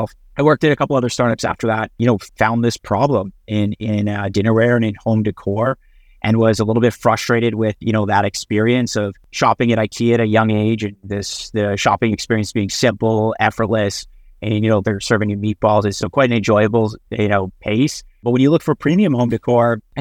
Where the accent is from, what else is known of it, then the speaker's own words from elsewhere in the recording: Regina, Saskatchewan, Canada; moved away as an adult; also born or lived in Missouri / Vancouver; now in Barcelona, Spain; I was pretty eager at a young age to get out of Regina